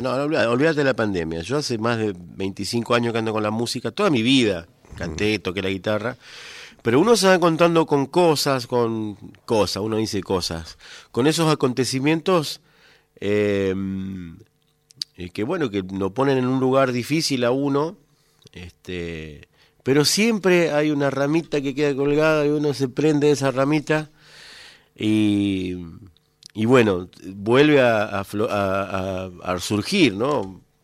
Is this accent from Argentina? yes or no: yes; Coronda, Santa Fe, Argentina; moved away; yo me, crié, nací en Coronda, me crié, tengo mis familiares allá